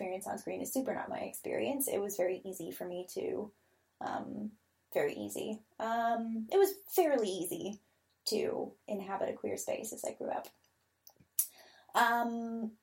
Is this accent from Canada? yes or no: yes; Vancouver, British Columbia, Canada; I was born and raised in Vancouver